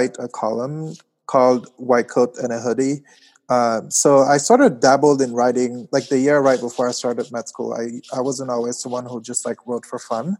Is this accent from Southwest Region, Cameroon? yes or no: no; Yaoundé, Centre, Cameroon; moved away as an adult; now in New Haven, United States; I grew up in Cameroon in Yaoundé, so I moved to the US about 10, 11 years ago to go to college